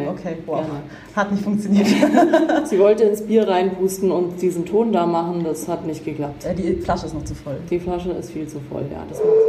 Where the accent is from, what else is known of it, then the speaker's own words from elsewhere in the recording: Baden-Württemberg, Germany; Schwabe bin ich auch.